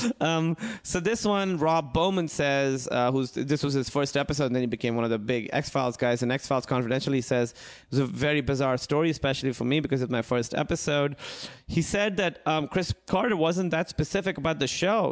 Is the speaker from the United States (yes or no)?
no; Pakistan; moved away; I grew up in Pakistan